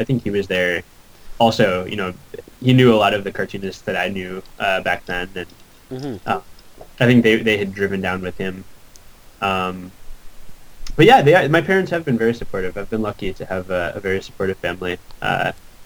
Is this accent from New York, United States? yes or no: yes; Syracuse, New York, United States; moved away as an adult; also born or lived in Buffalo / Southern California; I grew up in Syracuse, but I went to school in Buffalo